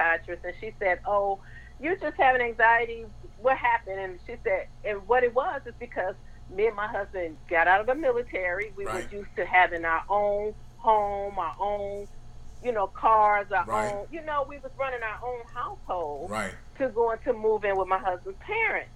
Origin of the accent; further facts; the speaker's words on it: Michigan, United States; moved away as an adult; also born or lived in Los Angeles / Germany; now in Mansfield, United States; I'm from from Michigan, a small town in Michigan, and I moved to Los Angeles, and you can imagine going from, you know, having been raised in a small town to a big city